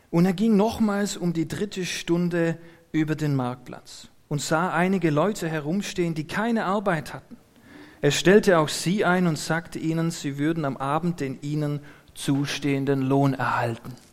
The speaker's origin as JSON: {"language": "German", "town": "Neubulach", "region": "Baden-Württemberg", "country": "Germany", "said": "wo ich herkomme aus Neubulach, da gibt es ein, ein Gasthaus, Mönchswasen heißt es."}